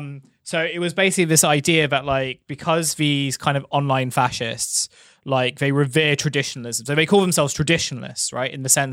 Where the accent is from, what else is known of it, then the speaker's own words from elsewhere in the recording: London, United Kingdom; the place where I grew up in Thamesmead